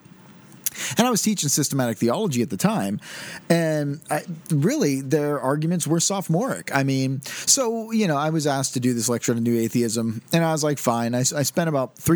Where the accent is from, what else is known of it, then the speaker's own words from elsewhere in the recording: United States; Since I am an American